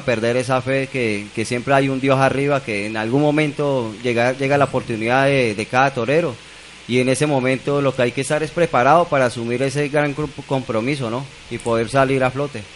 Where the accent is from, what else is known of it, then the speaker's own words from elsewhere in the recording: Colombia; como colombiano